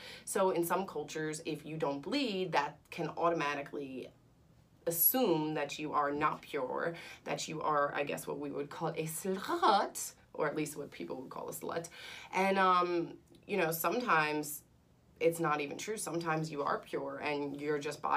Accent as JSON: {"language": "English", "country": "United States", "said": "I'm American"}